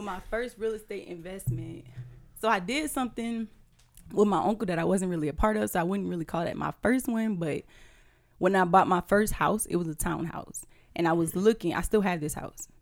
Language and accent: English; Houma, Louisiana, United States; moved away as an adult; now in Tampa, United States; I am originally from Houma, Louisiana. I've been in Tampa for seven years now